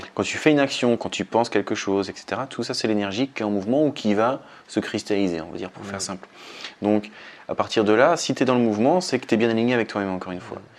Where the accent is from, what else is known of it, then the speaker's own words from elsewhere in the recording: France; chez nous, en France